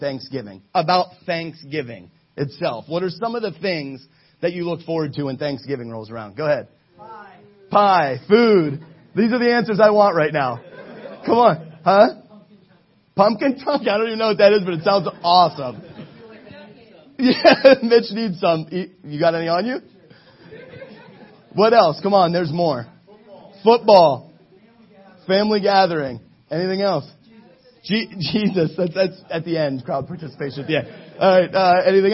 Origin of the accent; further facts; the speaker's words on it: Ohio, United States; moved away as an adult; I'm from Ohio